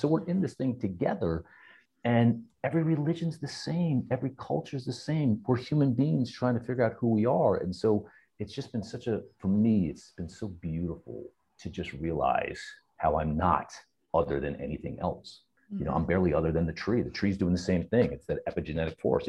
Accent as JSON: {"language": "English", "region": "New Jersey", "country": "United States", "tie": "born or raised there", "said": "He raised us in Jersey"}